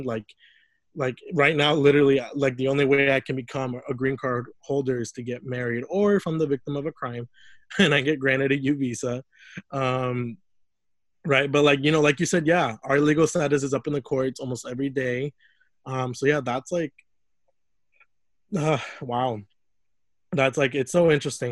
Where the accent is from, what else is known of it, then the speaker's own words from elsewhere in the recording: Lafayette, Indiana, United States; moved away as an adult; also born or lived in Mexico; now in Indianapolis, United States; I grew up in Lafayette, Indiana